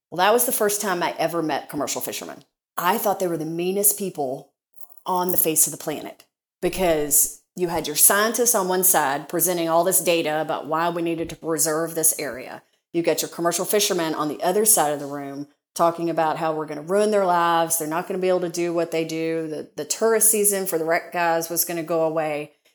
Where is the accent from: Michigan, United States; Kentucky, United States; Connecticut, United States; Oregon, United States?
Kentucky, United States; accent: Southern; I grew up in Kentucky